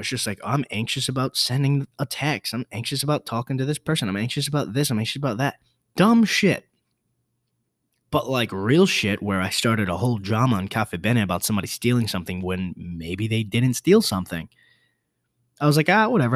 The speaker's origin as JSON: {"language": "English", "region": "New York", "country": "United States", "said": "I'm from New York."}